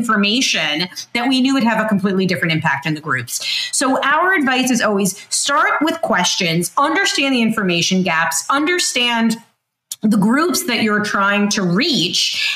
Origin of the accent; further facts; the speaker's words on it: New York City, New York, United States; I grew up in South Brooklyn.